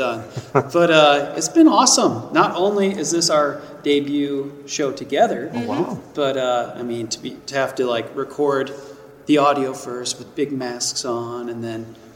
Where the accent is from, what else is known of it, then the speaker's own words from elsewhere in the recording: Janesville, Iowa, United States; moved away as an adult; also born or lived in Philadelphia; I grew up in a little town called Janesville, Iowa